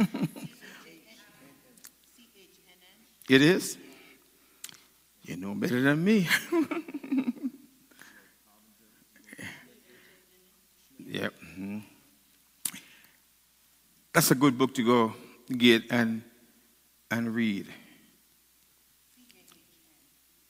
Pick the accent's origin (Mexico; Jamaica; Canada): Jamaica; now in United States; I'm a Jamaican. And I want to be a Jamaican. I love the food, I love my culture. I became an American